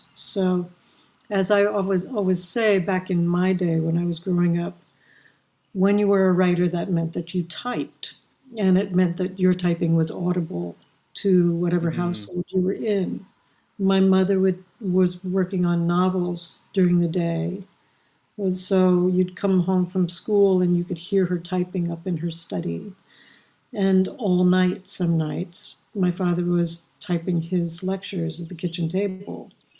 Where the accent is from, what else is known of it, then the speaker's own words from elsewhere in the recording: Washington, District of Columbia, United States; I was also very grateful that I grew up in Washington, D.C., where we had, even back then in the 60s and 70s, the Arena Stage